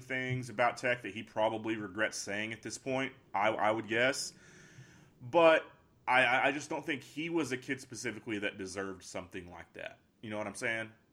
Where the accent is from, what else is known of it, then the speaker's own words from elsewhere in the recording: Pampa, Texas, United States; I'm a guy from Pampa